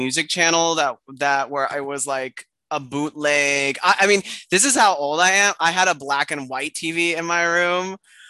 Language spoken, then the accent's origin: English; Argentina; English is a second language; now in United States; in Latin America, growing up in Argentina, we got everything 10 years after the U.S. had it.